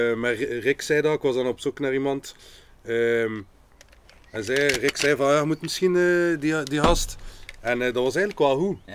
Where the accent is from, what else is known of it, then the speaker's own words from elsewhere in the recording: Ghent, Flanders, Belgium; We zijn allemaal van Gent, we zijn allemaal artiesten